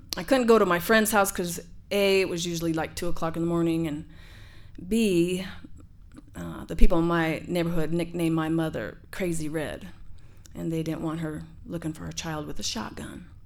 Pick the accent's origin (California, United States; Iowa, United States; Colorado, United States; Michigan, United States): Colorado, United States; Denver; I grew up in Denver, Colorado, in the Sun Valley Housing Projects